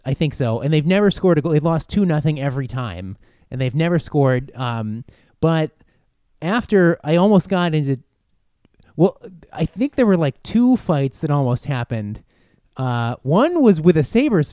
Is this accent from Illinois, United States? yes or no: no; Buffalo, New York, United States; moved away; I am from Buffalo